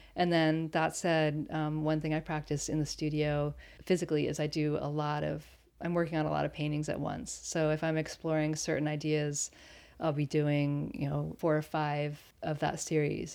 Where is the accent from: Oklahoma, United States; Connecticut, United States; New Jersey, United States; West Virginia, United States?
Connecticut, United States; also born or lived in Berlin, Germany; now in Pacific Northwest, United States; I grew up in Connecticut and Berlin, Germany